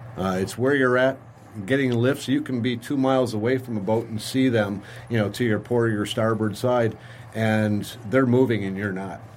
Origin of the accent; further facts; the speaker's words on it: St. Clair Shores, Michigan, United States; growing up in St. Clair Shores on the lake